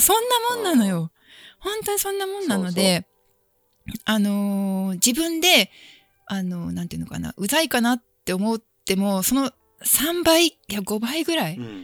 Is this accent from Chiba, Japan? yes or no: yes; Chiba, Japan; 千葉出身